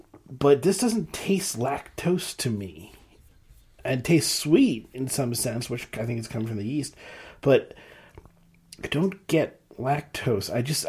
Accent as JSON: {"language": "English", "town": "Gaithersburg", "region": "Maryland", "country": "United States", "tie": "born or raised there", "said": "this is from Gaithersburg, Maryland, which is, for the longest time, what I called where I grew up. Now they call the area I grew up in North Potomac."}